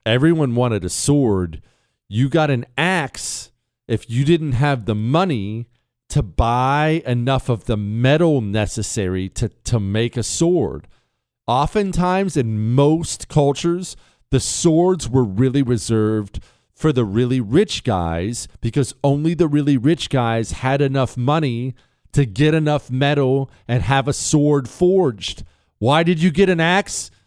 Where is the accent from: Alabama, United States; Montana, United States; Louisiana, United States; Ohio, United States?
Montana, United States; I grew up around Indian tribes. They're all over Montana